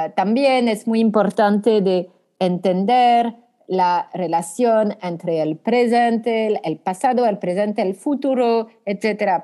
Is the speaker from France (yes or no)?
yes; France; accent: French; Spanish is a second language; Soy francesa. Soy francesa